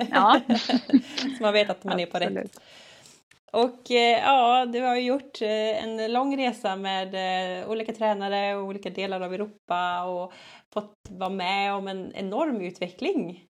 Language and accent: Swedish; Gothenburg, Västra Götaland, Sweden; jag är också från Göteborg